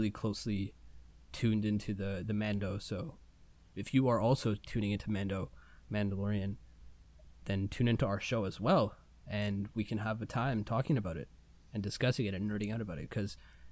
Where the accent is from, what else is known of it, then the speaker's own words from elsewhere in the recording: India; I'm Indian.